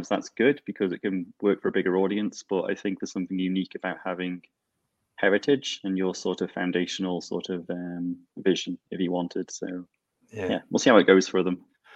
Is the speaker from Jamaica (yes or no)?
no; Isle of Man; I was born and live in the Isle of Man.